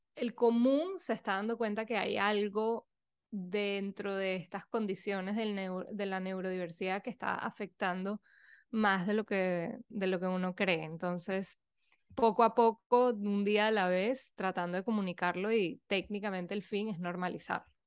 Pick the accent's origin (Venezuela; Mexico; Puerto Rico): Venezuela; moved away as an adult; also born or lived in Europe / New York, United States; soy venezolana, eh, fui un poco nómada, que viví un poco por todos lados apenas me gradué del colegio